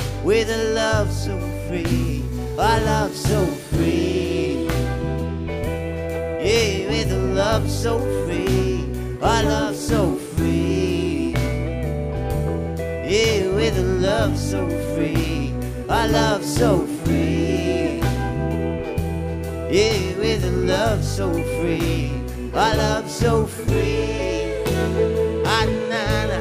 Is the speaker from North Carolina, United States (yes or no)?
yes; Durham, North Carolina, United States; we're from Durham, North Carolina, down in the flats